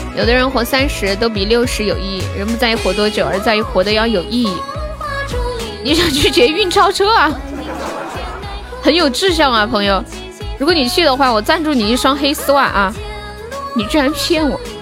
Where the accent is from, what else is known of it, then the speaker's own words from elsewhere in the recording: Nanchong, Sichuan, China; 四川南充的